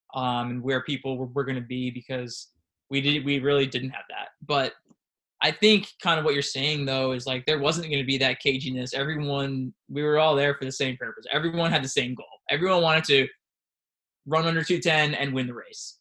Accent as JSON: {"language": "English", "town": "Washingtonville", "region": "New York", "country": "United States", "said": "I'm from Washingtonville, Orange County"}